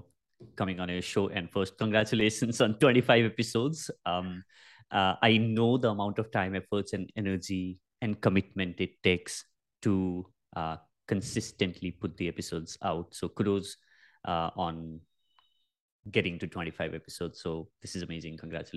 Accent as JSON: {"language": "English", "country": "Nepal", "tie": "born or raised there", "second_language": "English", "said": "so I was, born and brought up in Nepal, and in a very, very small village is where we originally come from."}